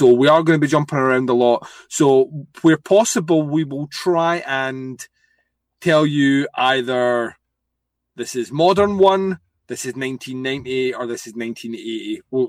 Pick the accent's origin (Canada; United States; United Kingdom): United Kingdom; Scotland; I'm a heathen. I'm from Scotland.